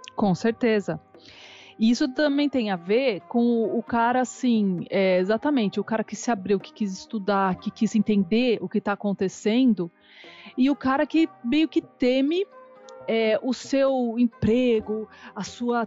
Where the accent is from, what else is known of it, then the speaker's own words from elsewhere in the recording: Brazil; also born or lived in Australia; now in Germany; Porque eu cresci no Brasil. Então eu falo que a minha alma é brasileira